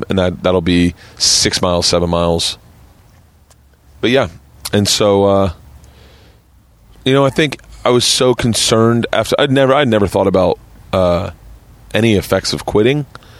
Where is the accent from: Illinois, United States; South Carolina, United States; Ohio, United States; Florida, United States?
Florida, United States; Tampa; moved away as an adult; also born or lived in New York; I grew up in Tampa.